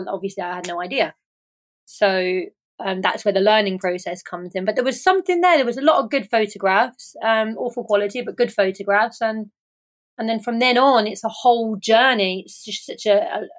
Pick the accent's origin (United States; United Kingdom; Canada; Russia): United Kingdom; England; now in Ibiza, Spain; I am an English photographer living and based in Ibiza